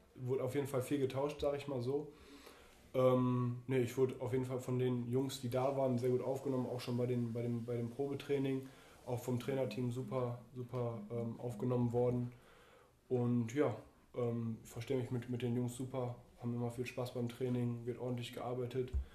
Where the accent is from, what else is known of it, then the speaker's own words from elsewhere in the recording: Duisburg, North Rhine-Westphalia, Germany; in meine Heimat ähm, zum MSV Duisburg